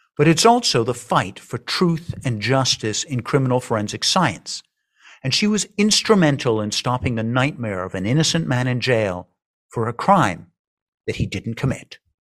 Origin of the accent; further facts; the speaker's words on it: Canada; I'm from Canada